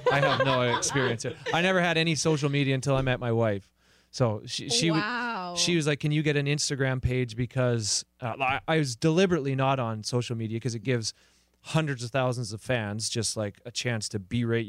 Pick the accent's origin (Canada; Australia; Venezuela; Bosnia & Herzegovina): Canada; the Canadian Prairies; now in Los Angeles, United States; And I'm from the prairies in Canada. My hometown has 600 people. We're a farming community.